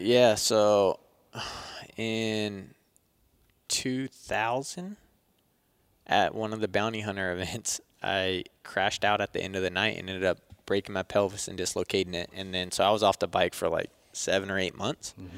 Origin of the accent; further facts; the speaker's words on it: Turlock, California, United States; I grew up in Turlock, about an hour south of Sacramento